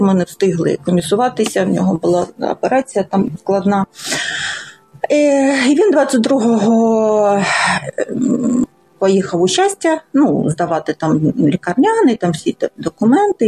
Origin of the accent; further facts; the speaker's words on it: Lysychansk, Luhansk Oblast, Ukraine; moved away as an adult; also born or lived in Donetsk; Я все життя жила в Лисичанську, ну тільки ті роки, коли навчалася в Донецьку